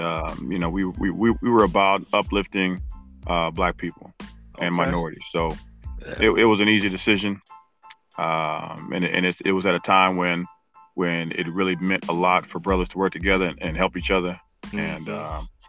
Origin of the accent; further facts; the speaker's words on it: Indianapolis, Indiana, United States; I grew up on the east side of town, 42nd Post. Went to Lawrence School System, Lawrence Central High School